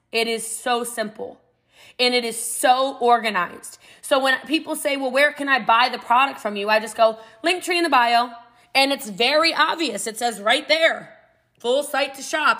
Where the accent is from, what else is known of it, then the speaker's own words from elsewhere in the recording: Middletown, Maryland, United States; I'm from Middletown, Maryland. It's about an hour outside of D.C., a small country town, and uh, Frederick County, Maryland. And I grew up before it was what it is now